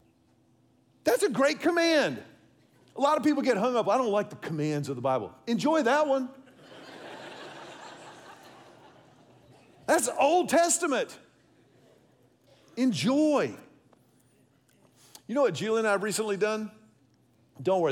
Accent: Houston, Texas, United States; my pastor growing up in Houston

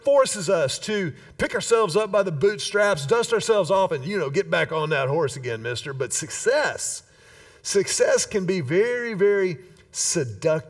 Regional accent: Houston, Texas, United States; I was a kid growing up in Houston

